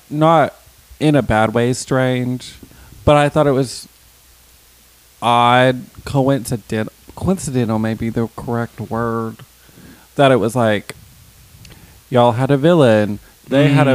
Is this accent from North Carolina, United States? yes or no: no; Alabama, United States; I'm from Alabama and I say choir